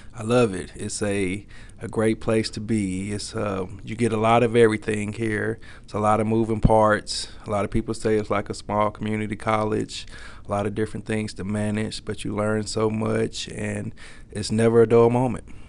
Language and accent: English; Little Rock, Arkansas, United States; now in Fayetteville, United States; growing up in Little Rock, Arkansas, school I graduated from